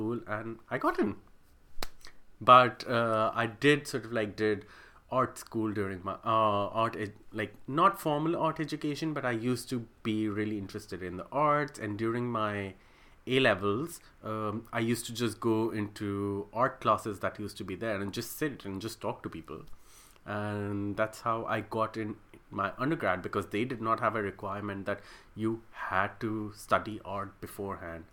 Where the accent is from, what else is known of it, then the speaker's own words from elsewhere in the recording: Pakistan; moved away as an adult; now in Sydney, Australia; I am originally from Pakistan